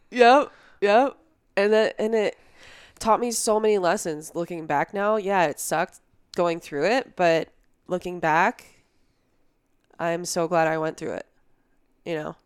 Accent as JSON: {"language": "English", "region": "New Jersey", "country": "United States", "tie": "born or raised there", "also_born_or_lived": "Philadelphia", "moved": "as an adult", "lives_now": "Colorado, United States", "said": "I grew up in New Jersey, you know, down the street from you"}